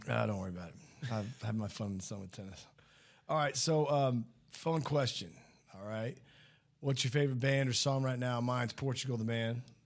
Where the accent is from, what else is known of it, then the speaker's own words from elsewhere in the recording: St. Louis, Missouri, United States; moved away; also born or lived in Kansas / Rockwall, Texas; I grew up in Saint Louis